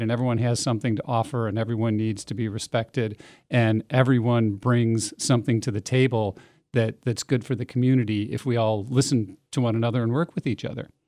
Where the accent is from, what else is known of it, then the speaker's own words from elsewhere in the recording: Middleton, Wisconsin, United States; I grew up in Middleton